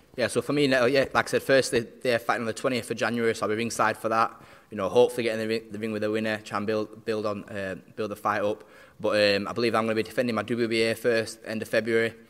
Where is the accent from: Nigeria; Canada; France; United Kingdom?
United Kingdom; Barnsley, Yorkshire and the Humber; we're both South Yorkshire lads. He's Sheffield, I'm from Barnsley